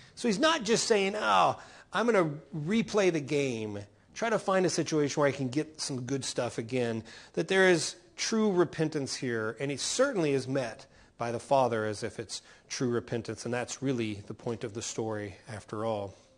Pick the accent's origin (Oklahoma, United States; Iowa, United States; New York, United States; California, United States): Oklahoma, United States; moved away; also born or lived in Texas; In Oklahoma, where I come from